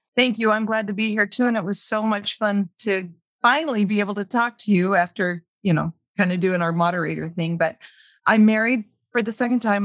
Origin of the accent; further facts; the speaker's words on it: Las Vegas, Nevada, United States; I was raised in Las Vegas, actually on the way outskirts of Las Vegas